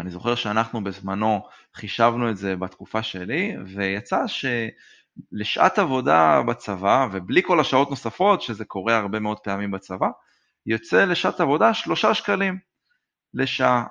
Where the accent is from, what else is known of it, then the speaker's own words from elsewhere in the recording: Modi'in, Central District, Israel; גדלתי במודיעין